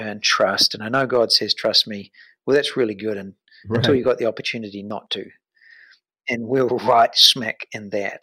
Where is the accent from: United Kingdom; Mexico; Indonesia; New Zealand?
New Zealand; moved away as an adult; I've got a family of four and we're from New Zealand